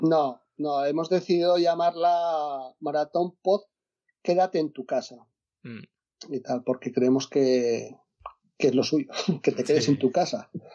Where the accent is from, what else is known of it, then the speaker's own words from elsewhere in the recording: Asturias, Spain; yo soy de Asturias